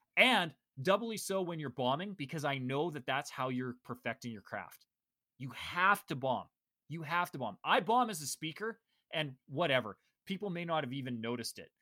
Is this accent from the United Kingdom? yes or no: no; Canada; I'm Canadian